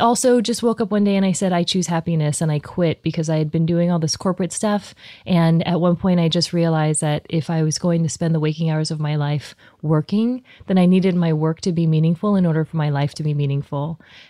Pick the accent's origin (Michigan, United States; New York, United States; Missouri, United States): Missouri, United States; Columbia; moved away; also born or lived in New Jersey / Texas; I was technically born here in Missouri. My family's from Taiwan.